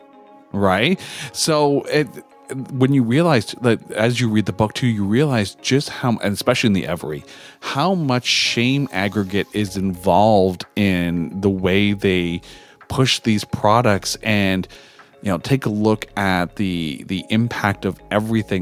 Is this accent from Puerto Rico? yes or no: no; Canada; I'm Canadian